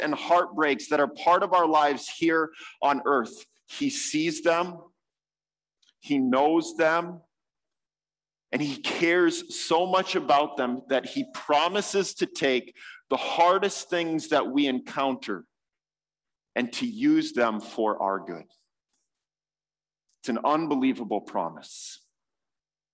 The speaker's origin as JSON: {"language": "English", "country": "United States", "said": "as an American"}